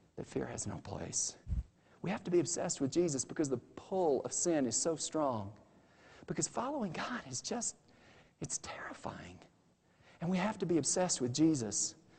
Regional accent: United States; I'm an American

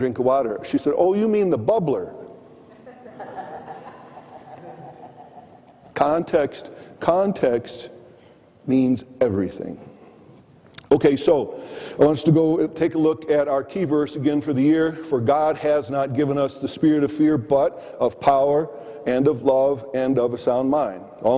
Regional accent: Michigan, United States; moved away; also born or lived in Green Bay, Wisconsin / Columbia, Missouri / Kansas City; I grew up in the Midwest, primarily in Michigan.

